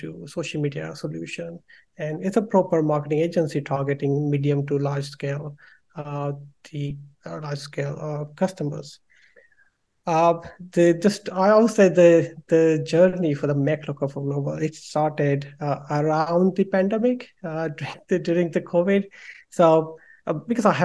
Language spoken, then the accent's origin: English; India; moved away as an adult; now in London, United Kingdom; I'm from India and I did my bachelor in mechanical engineering over there